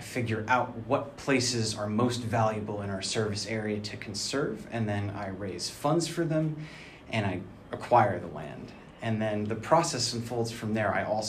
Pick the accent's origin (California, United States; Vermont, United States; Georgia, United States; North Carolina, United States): Vermont, United States; now in Morganton, United States; I grew up exploring the woods of Vermont when I was a kid